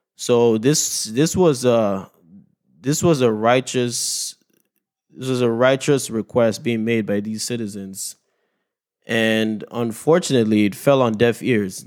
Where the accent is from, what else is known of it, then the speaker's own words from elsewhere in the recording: Nigeria; moved away; my home country of Nigeria.